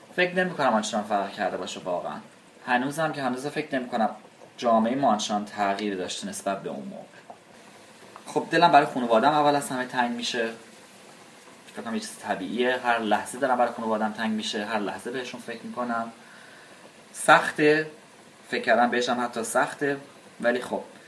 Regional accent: Iran; moved away as an adult; سی سالمه دو سال پیشم از ایران اومدم بیرون برای همیشه

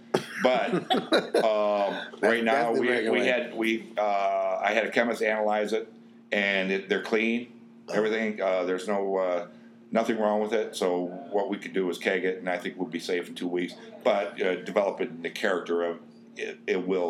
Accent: United States; I'm American

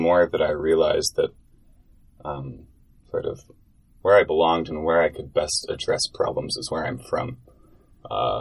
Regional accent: State College, Pennsylvania, United States; also born or lived in Finger Lakes region, New York; Grew up since about third grade in State College, Pennsylvania

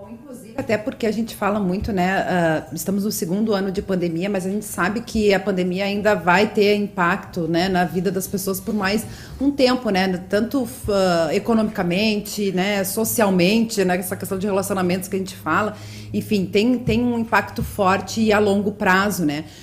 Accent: Rio Grande do Sul, Brazil; sou gaúcha, já falo troteando

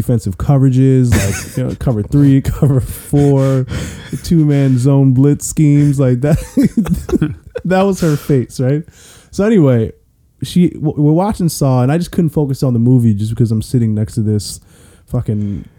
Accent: Columbia, Maryland, United States; I grew up in Columbia, wasn't rich or anything

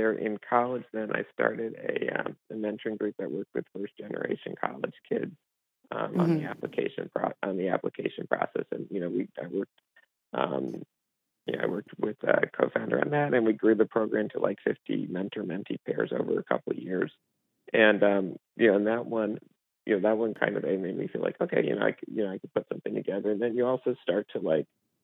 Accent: Armonk, New York, United States; I grew up in Armonk

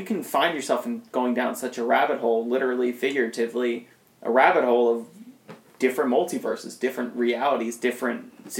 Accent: across the border from Trenton, New Jersey, Pennsylvania area, United States; I grew up actually 20 minutes away from Princeton's campus.

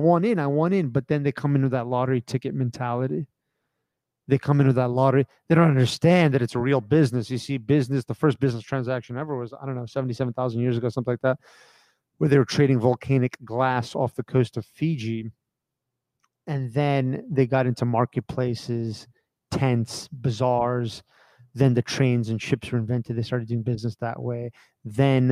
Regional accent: United States; I grew up in America

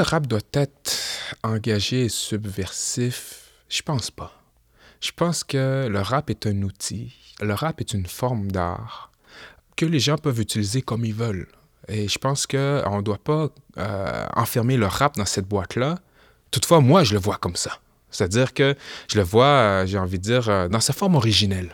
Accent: Quebec City, Quebec, Canada; je suis né au Québec, j'ai grandi au Québec

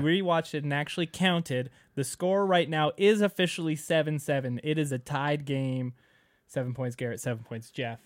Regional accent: Canada; now in United States; being a Canadian living in the United States

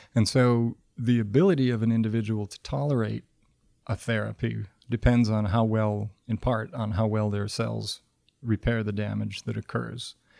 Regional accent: Michigan, United States; moved away as an adult; I grew up in Michigan and spent a lot of time outdoors as a kid

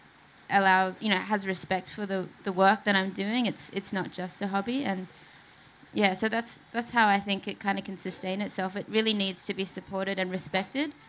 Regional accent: Sydney, New South Wales, Australia; I grew up in Sydney

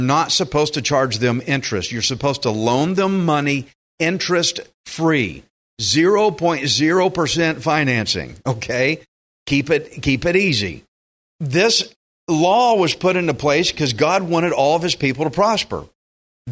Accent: Texas, United States; I'm a Texan.

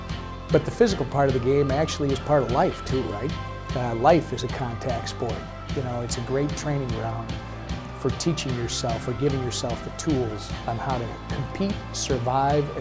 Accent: Minnesota, United States; we come from Minnesota. I started skating when I was probably 3 years old

